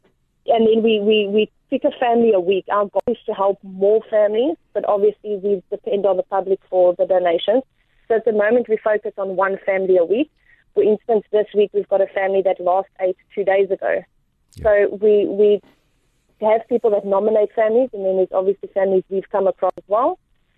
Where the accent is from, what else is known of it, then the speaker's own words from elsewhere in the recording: Port Elizabeth, Eastern Cape, South Africa; also born or lived in United States; I'm currently in Port Elizabeth. Grew up half my life in South Africa, half my life in America, and I'm back in Port Elizabeth.